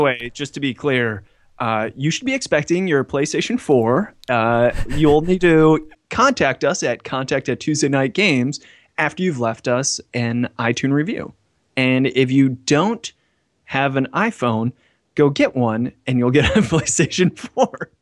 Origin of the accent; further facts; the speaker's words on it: United States; now in Hong Kong; I'm an American in Hong Kong